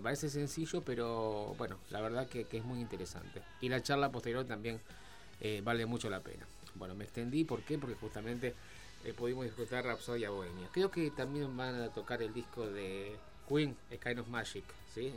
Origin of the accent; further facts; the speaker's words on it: Argentina; los argentinos somos